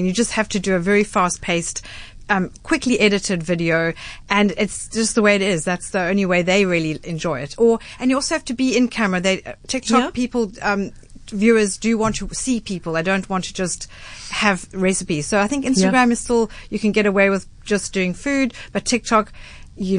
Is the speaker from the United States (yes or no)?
no; South Africa; being South African